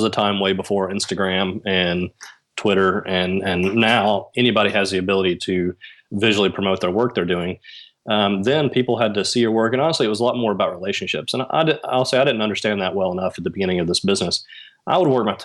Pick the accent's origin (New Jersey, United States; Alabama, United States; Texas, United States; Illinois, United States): Alabama, United States; also born or lived in Nashville, Tennessee; Growing up in Alabama, a lot of my work and contacts originated from Nashville